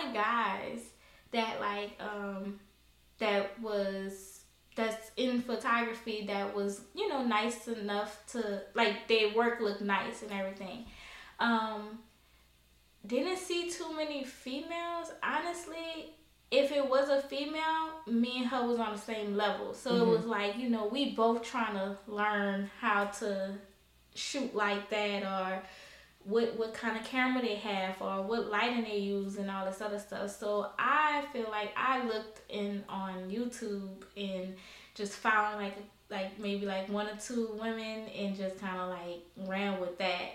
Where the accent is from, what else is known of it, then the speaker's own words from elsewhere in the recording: New Orleans, Louisiana, United States; I'm from New Orleans